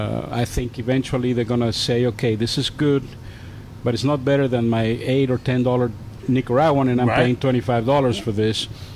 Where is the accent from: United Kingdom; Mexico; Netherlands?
Mexico; now in United States; I grew up in Mexico.